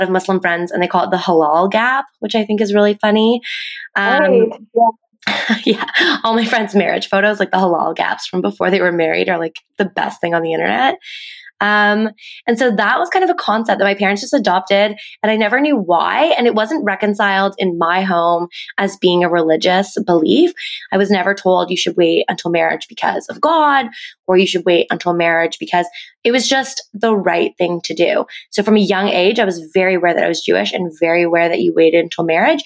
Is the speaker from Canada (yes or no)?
yes; Halifax, Nova Scotia, Canada; now in Toronto, Canada; I live in Toronto now, but I'm actually from Halifax, Nova Scotia on the East Coast. So I also grew up in a very